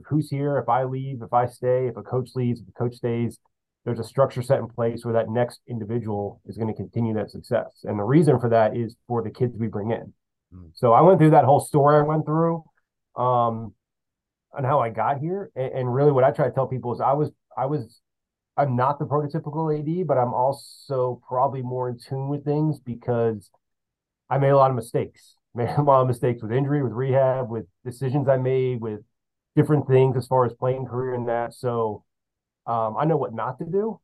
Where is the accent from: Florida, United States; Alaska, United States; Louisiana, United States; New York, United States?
Florida, United States; Central; now in West Palm Beach, United States; I'm from Central Florida, which is the same as Miami